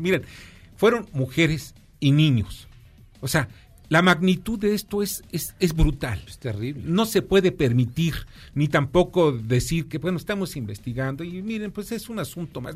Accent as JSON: {"language": "Spanish", "country": "Mexico", "said": "nosotros los mexicanos"}